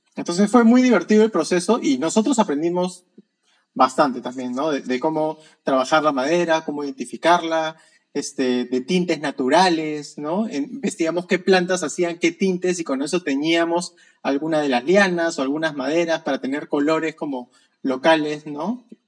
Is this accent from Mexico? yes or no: no; Peru; soy de Perú